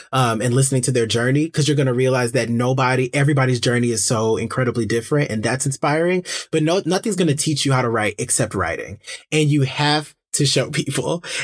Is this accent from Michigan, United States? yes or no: yes; Detroit, Michigan, United States; growing up in Detroit, in my, in my community